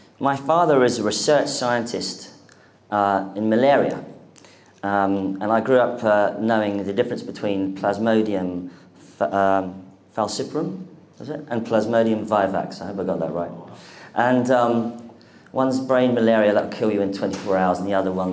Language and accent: English; London, United Kingdom; I am the only person in London from London now